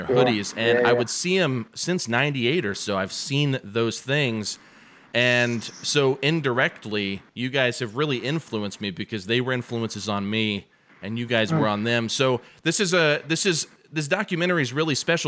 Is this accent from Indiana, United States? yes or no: yes; Muncie, Indiana, United States; now in Lafayette, United States; I'm from Muncie, Indiana, which is 2 hours away from Lafayette, where I live now.